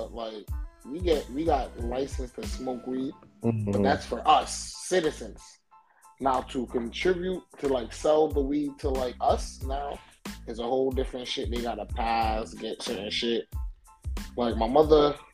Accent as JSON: {"language": "English", "region": "New York", "country": "United States", "tie": "born or raised there", "said": "I'm Jamaican, but nigga, I was born here. Okay. My mother and father are both Jamaican. But I'm born here in the greatest state of USA."}